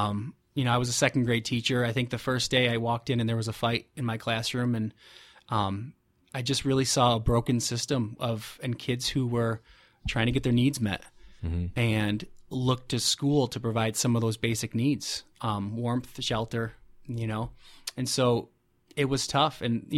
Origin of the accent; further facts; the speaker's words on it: Fulton, New York, United States; now in Rochester, United States; I'm from Fulton, which is just north of Syracuse, and she's from Buffalo.